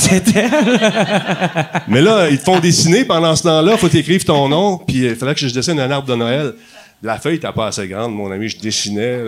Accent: Montreal, Quebec, Canada; je viens de Ville-la-Salle

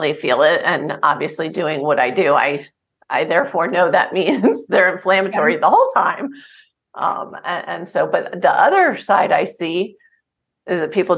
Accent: New Jersey, United States; I grew up in New Jersey

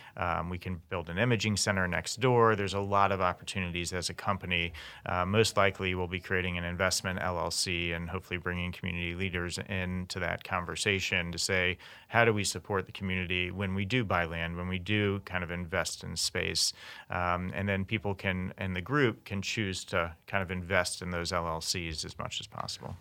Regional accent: Memphis, Tennessee, United States; moved away as an adult; also born or lived in Kansas; now in Kansas City, United States; I'm from Memphis, Tennessee originally, came out to K U in two thousand

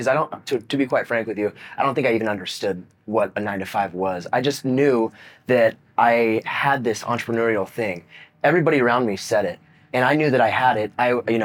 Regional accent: Visalia, California, United States; I grew up in Visalia, California.

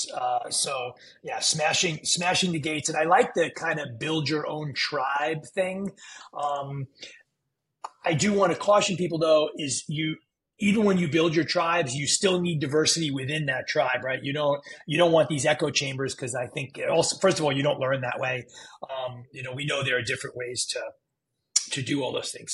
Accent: New York City, New York, United States; now in Florida, United States; I grew up in New York City

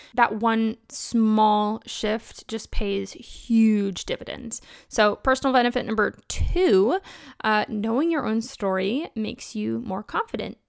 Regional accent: Kentucky, United States; I'm from Kentucky

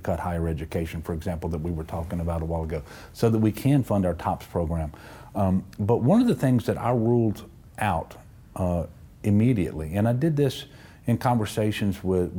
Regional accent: Amite, Louisiana, United States; Yeah, well, so I grew up in Amite in northern Tangipahoa Parish. My dad owned a dairy farm.

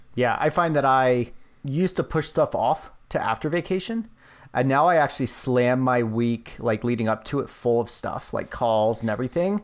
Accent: Virginia, United States; moved away; when I lived in, when I gr-, was growing up in Virginia

